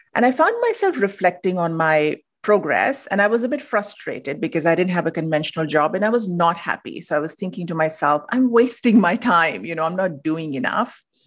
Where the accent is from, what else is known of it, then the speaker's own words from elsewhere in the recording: India; moved away as an adult; now in United States; I'm originally from India. I moved to the U S